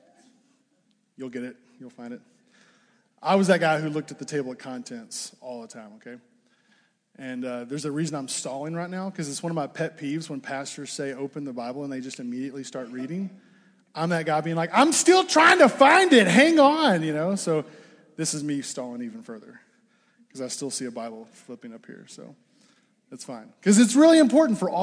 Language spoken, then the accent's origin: English; Arkansas, United States; moved away as an adult; also born or lived in Fort Smith, Arkansas; now in Ames, United States; I am from Arkansas.